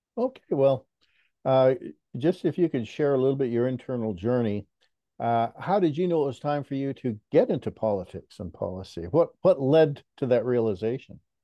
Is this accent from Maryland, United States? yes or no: no; San Pedro, California, United States; I was born and raised not too far away in San Pedro